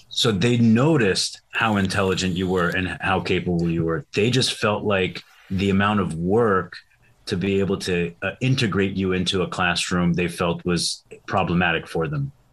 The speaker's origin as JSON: {"language": "English", "country": "Syria", "tie": "born or raised there", "said": "I was born in Syria."}